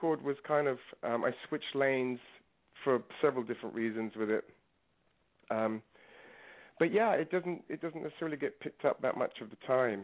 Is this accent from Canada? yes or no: no; London, United Kingdom; also born or lived in New York; now in Los Angeles, United States; I was growing up in London